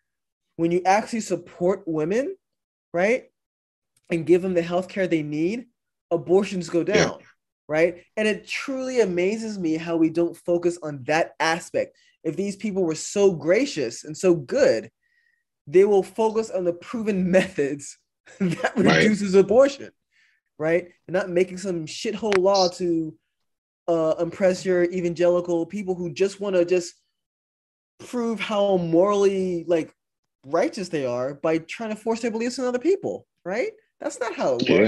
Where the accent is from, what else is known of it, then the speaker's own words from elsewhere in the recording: Louisiana, United States; me growing up in Louisiana